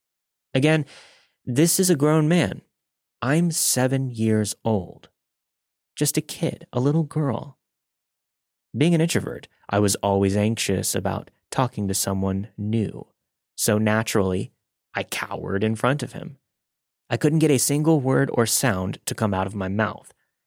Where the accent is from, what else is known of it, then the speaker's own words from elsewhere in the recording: India; English is a second language; I'm from India, and I live in a well-known city in the country.